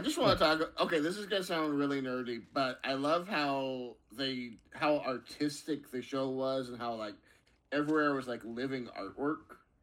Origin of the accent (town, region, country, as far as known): United States